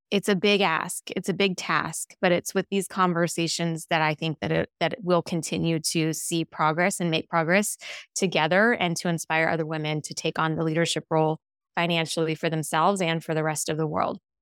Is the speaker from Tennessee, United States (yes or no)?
no; Las Vegas, Nevada, United States; also born or lived in Henderson, Nevada; I'm born and raised in Las Vegas. Grew up in the northwest side of town, went to Cheyenne High School